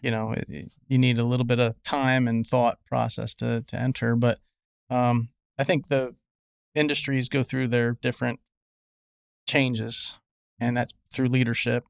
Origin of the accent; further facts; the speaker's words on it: Pennsylvania, United States; moved away as an adult; now in Nashville, United States; I'm a, I'm a guy from Pennsylvania